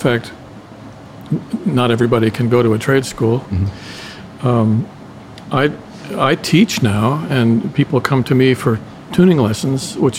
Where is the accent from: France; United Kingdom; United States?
United States; Cincinnati, Ohio; also born or lived in Indiana / Lebanon, Ohio; I was from Cincinnati. I lived in southern Indiana. Okay. I was born in northern Indiana. I lived in, actually, Lebanon, Ohio.